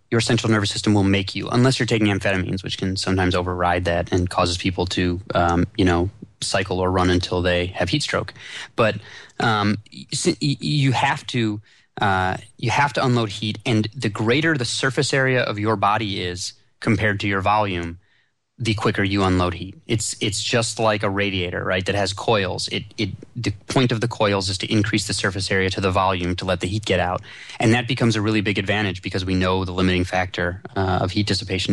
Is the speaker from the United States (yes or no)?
yes; Chicago, Illinois, United States; I grew up in Chicago